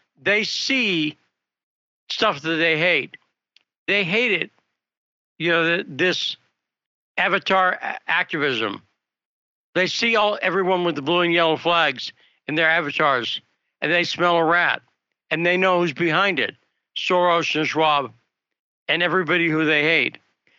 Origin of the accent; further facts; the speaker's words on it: United States; as an American